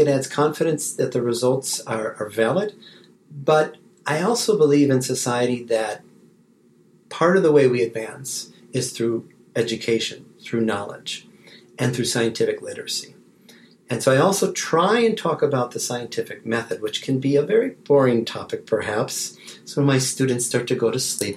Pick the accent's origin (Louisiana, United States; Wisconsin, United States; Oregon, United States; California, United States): Wisconsin, United States; moved away as an adult; also born or lived in Kansas / Ann Arbor, Michigan / Atlanta, Georgia; now in Texas, United States; I was uh, born and raised in Wisconsin